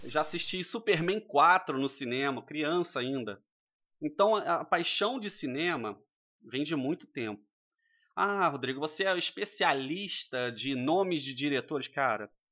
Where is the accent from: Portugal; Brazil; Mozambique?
Brazil; Rio de Janeiro; moved away; sou natural do Rio de Janeiro, morei em, em algumas cidades durante a minha vida.